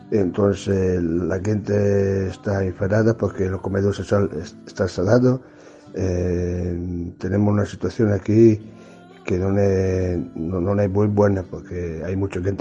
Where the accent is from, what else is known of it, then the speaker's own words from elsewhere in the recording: Italy; Spanish is a second language; now in Barcelona, Spain; ¿eh? tengo 43 años, soy italiano.